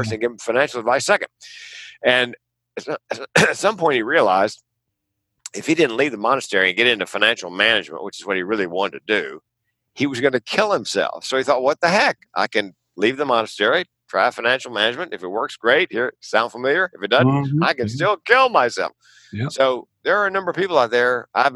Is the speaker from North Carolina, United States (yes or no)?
yes; Raleigh, North Carolina, United States; moved away as an adult; also born or lived in California; I grew up in North Carolina, as like you, Bob, Southerner